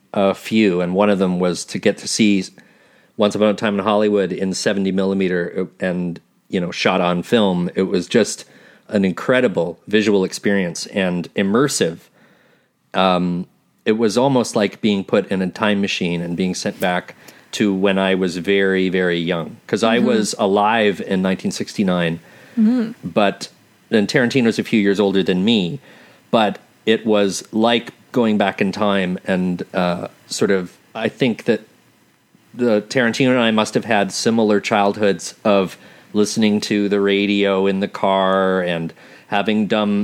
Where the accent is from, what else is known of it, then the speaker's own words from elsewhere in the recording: Toronto, Ontario, Canada; I grew up in Toronto